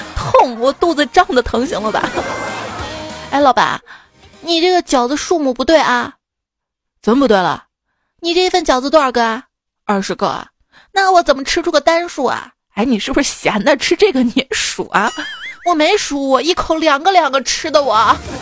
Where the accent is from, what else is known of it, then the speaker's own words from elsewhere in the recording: Shaanxi, China; 给我们陕西人一个一个馍一个馍，能夹住整个世界